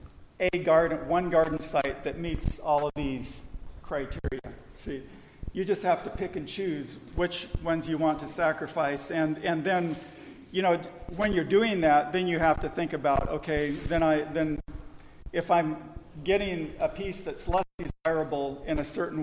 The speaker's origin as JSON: {"language": "English", "region": "Southern California", "country": "United States", "tie": "born or raised there", "said": "I grew up in Southern California"}